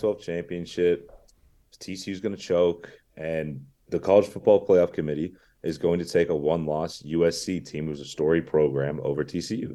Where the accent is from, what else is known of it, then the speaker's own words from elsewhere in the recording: Bay Area, California, United States; I grew up with it in the Bay Area.